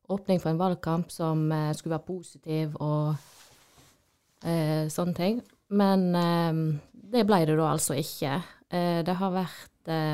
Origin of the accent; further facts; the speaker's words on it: Odda, Vestland, Norway; jeg er jo eh, fra Odda